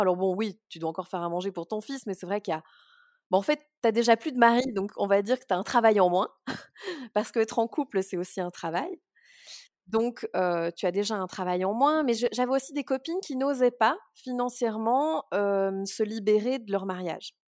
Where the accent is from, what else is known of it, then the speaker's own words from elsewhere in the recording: Brussels, Brussels-Capital Region, Belgium; je suis née à Bruxelles